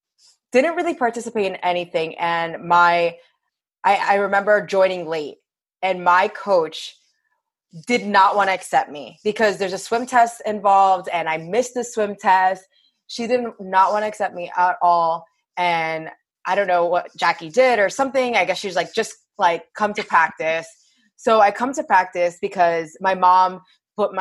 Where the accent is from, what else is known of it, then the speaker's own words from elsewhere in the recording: Belleville, New Jersey, United States; also born or lived in Clifton, New Jersey; I grew up in Belleville, which is in New Jersey